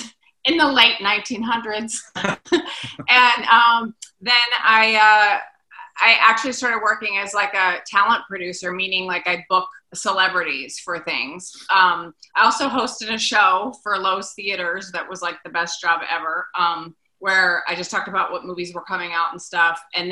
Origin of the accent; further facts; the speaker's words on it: Charlottesville, Virginia, United States; moved away as an adult; now in Los Angeles, United States; I grew up in Charlottesville, Virginia, but I traveled a lot after college and ended up out here when I was 26, and now I'm home, and I've just been here this whole time.